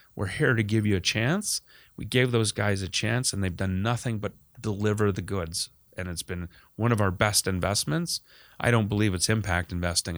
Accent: Canada; being the Canadian kid

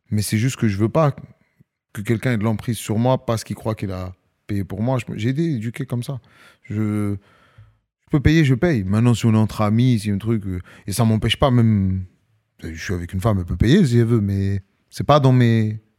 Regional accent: Algeria; C'est comme ça, c'est une culture. as vu, on est des Algériens.

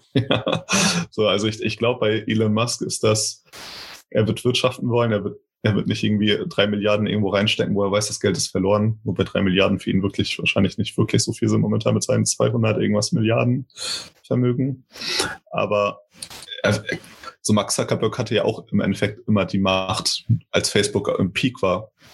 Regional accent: Portugal; now in Germany; ich aus Portugal stamme und hier in Deutschland lebe

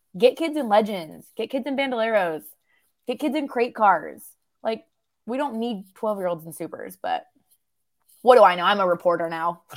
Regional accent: Southern Idaho, United States; moved away as an adult; now in North Carolina, United States; I'm born and raised in Southern Idaho, grew up out there

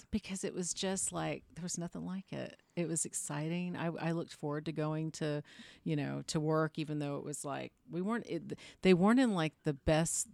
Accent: Austin, Texas, United States; moved away as an adult; also born or lived in Houston, Texas / Charleston, South Carolina / Atlanta, Georgia; now in Los Angeles, United States; I was born and raised in Texas, but I lived in the deep South

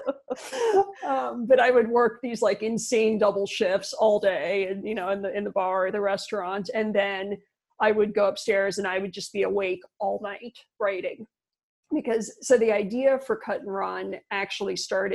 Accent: Florida, United States; moved away as an adult; also born or lived in New Zealand / Colorado / Malaysia; now in Spain; I grew up in Florida

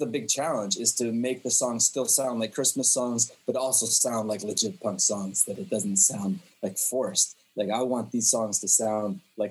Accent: Jerusalem, Jerusalem District, Israel; born or raised there; also born or lived in Canada

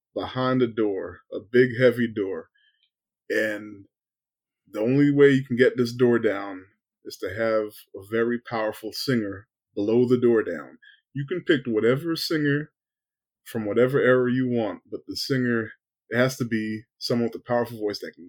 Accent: Virginia, United States; I'm from Virginia

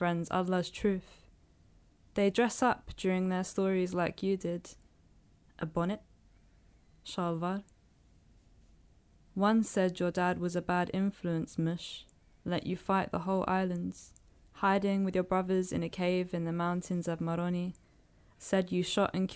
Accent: London, United Kingdom; I grew up in London

